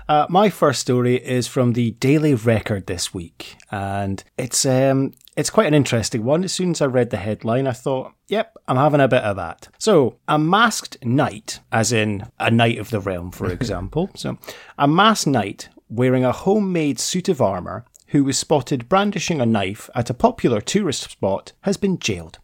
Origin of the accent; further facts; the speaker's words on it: Scotland, United Kingdom; when we were kids growing up in Scotland